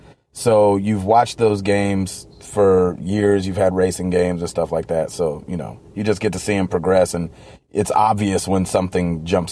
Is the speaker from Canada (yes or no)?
no; the South, United States; I'm from the South.